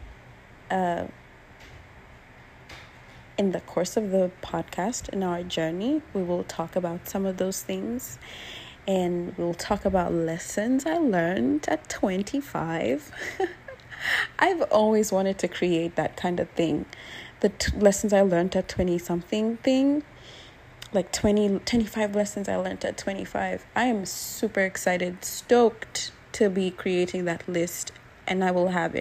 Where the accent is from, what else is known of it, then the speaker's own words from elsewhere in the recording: Nairobi, Kenya; moved away as an adult; now in United States; I am from Kenya. I was born and raised in Nairobi. I live in the States now.